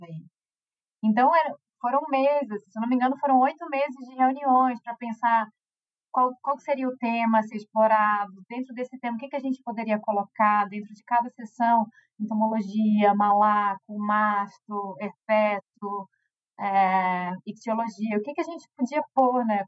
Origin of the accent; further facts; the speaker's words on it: Florianópolis, Santa Catarina, Brazil; moved away as an adult; also born or lived in Feira de Santana, Bahia / São Paulo; now in Ithaca, United States; eu sou manezinha da ilha de Floripa, Santa Catarina